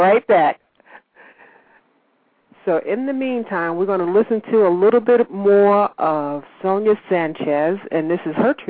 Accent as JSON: {"language": "English", "region": "New York", "country": "United States", "also_born_or_lived": "California", "moved": "as an adult", "lives_now": "North Carolina, United States", "said": "Originally New York. Lived in California most of my adult life, though."}